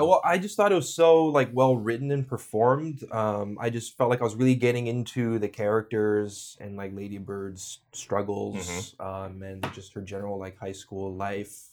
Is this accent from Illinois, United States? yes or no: no; California, United States; moved away as an adult; also born or lived in New York; I grew up in California and moved to New York for college